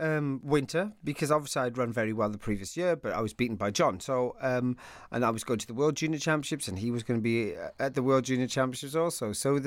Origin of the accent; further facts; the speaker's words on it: Wales, United Kingdom; I always used to think that people should know that I'm Welsh more than I'm English, because they would always presume I was English.